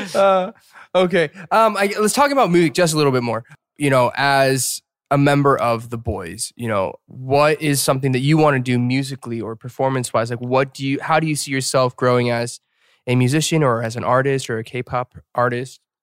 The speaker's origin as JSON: {"language": "English", "town": "Atlanta", "region": "Georgia", "country": "United States", "said": "from Atlanta"}